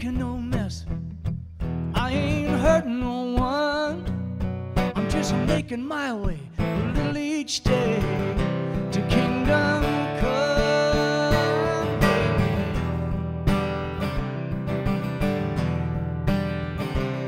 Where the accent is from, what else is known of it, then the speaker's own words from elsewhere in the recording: Wisconsin, United States; I'm from Wisconsin